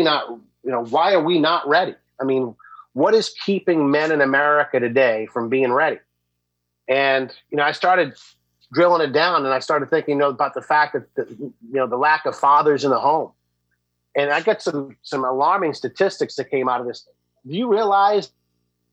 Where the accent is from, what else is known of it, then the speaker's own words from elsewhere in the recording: United States; us as American males